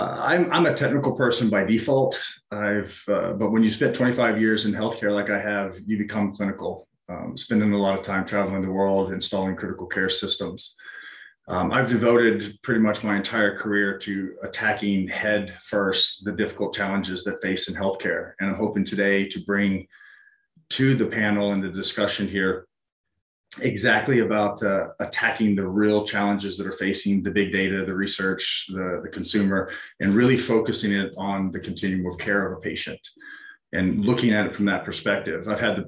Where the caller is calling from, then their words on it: Fort Collins, Colorado, United States; I'm joining from Fort Collins, Colorado.